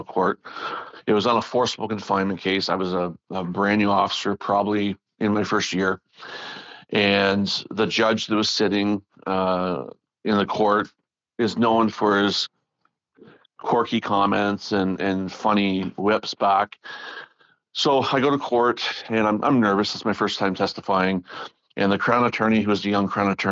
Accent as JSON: {"language": "English", "area": "near Toronto", "region": "Ontario", "country": "Canada", "tie": "born or raised there", "said": "I'm from here"}